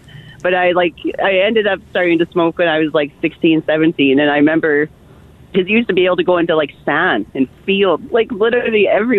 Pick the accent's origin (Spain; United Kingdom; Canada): Canada; Olds, Alberta; moved away; I was from Olds